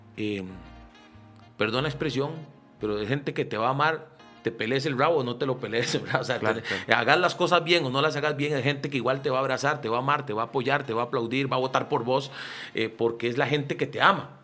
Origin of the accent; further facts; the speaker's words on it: Costa Rica; como ticos